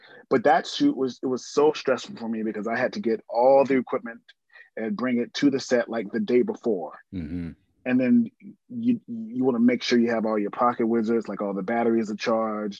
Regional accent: Columbia, South Carolina, United States; moved away as an adult; also born or lived in Baumholder, Germany; now in Los Angeles, United States; I grew up in Columbia, South Carolina.

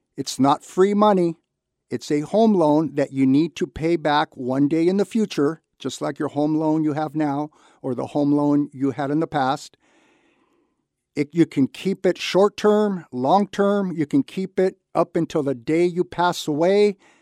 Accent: Santa Barbara, California, United States; I was born and raised in Santa Barbara. I was lucky enough to grow up here

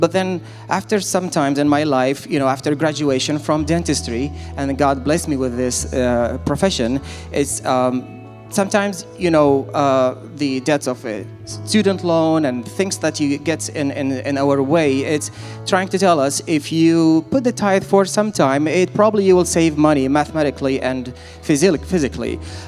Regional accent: Iraq; I'm originally from Iraq, and my mother is from Lebanon.

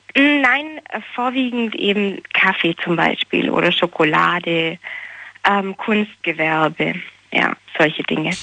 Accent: small town near Ulm, Baden-Württemberg, Germany; ich komme eigentlich nicht aus Ulm, sondern ein bisschen mehr vom Land und so eine kleine Kleinstadt

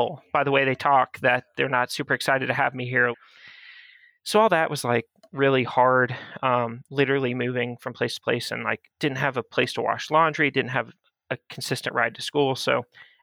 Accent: Florida, United States; born or raised there; also born or lived in Georgia

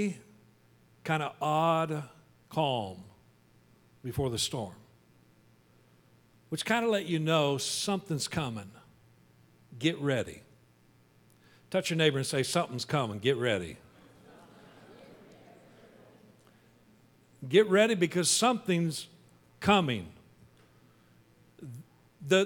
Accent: Wichita, Kansas, United States; But I grew up in Kansas, in Wichita, and we were right in the tornado alley

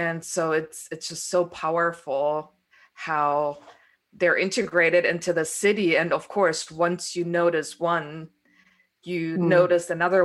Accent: Berlin, Germany; moved away as an adult; also born or lived in Arizona; I grew up in Berlin

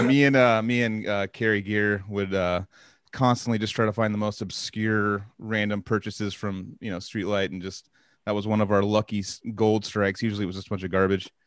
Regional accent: Santa Cruz, California, United States; we grew up in Santa Cruz

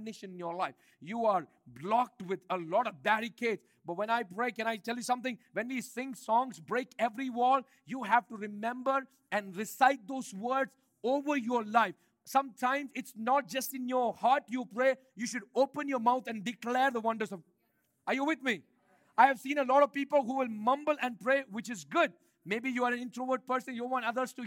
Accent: India; moved away; I grew up in India

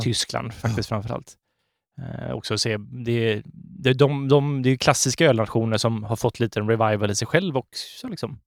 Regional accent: Sweden; som svenskar

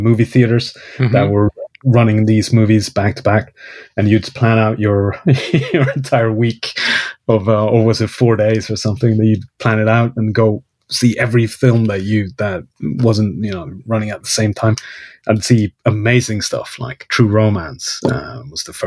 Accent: Kiruna, Norrbotten County, Sweden; English is a second language; moved away as an adult; now in Stockholm, Sweden; my hometown, Kiruna

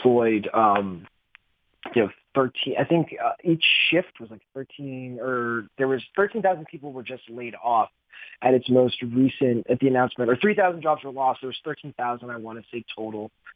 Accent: Youngstown, Ohio, United States; moved away; working at my hometown paper

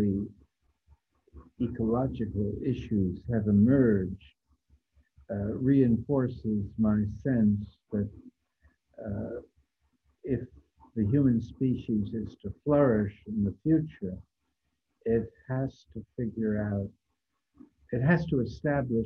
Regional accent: United States; speaking as an American

